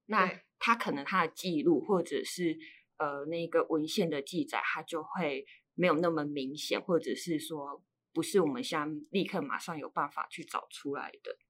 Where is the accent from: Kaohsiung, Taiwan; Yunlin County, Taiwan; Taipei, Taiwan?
Yunlin County, Taiwan; 我是云林人